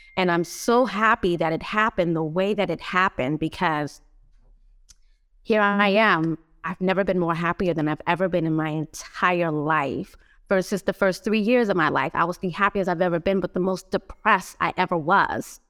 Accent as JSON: {"language": "English", "town": "Los Angeles", "region": "California", "country": "United States", "tie": "born or raised there", "moved": "as an adult", "lives_now": "Philadelphia, United States", "said": "I was raised in Los Angeles my whole life, um, not my whole entire life, but the majority of my young and adult life, I found myself in Los Angeles"}